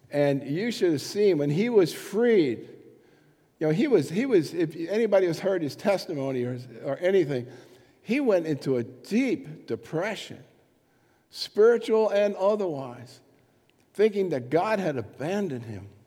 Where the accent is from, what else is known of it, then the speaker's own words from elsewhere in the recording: England, United Kingdom; I'm, I'm an English person, sort of.